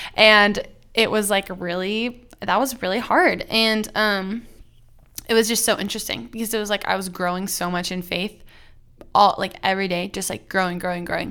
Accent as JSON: {"language": "English", "town": "Plano", "region": "Texas", "country": "United States", "tie": "born or raised there", "said": "I grew up in Plano, Texas, which is just north of Dallas"}